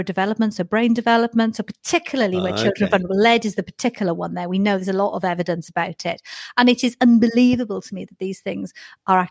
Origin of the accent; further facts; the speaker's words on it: Wales, United Kingdom; I'm Welsh